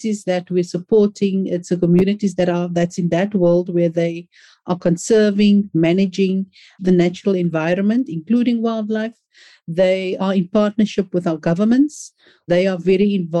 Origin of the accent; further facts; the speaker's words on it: Cape Town, Western Cape, South Africa; Born and bred on the Cape Flats